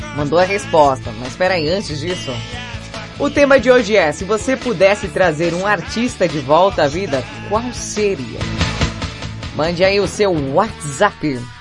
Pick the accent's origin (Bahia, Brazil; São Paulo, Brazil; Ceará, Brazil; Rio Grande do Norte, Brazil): Rio Grande do Norte, Brazil; Felipe Guerra; eu nasci em Felipe Guerra